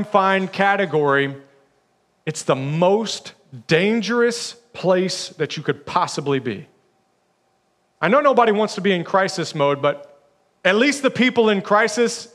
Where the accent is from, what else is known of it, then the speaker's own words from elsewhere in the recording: Alabama, United States; I'm from Alabama